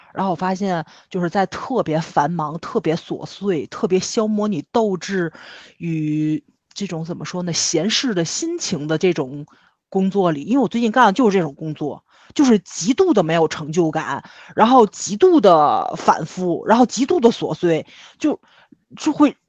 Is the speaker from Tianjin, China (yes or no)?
yes; Tianjin, China; 是我们天津人